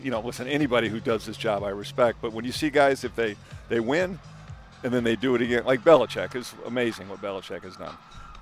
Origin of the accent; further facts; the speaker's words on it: San Diego, California, United States; moved away; we're from San Diego.